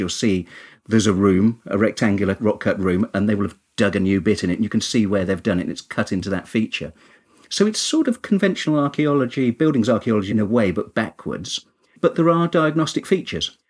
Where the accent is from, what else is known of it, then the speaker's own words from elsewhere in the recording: Kinver, West Midlands, United Kingdom; I'm originally from Kinver in Staffordshire, which has lots and lots of cave dwellings and there where as a child I learned archaeology.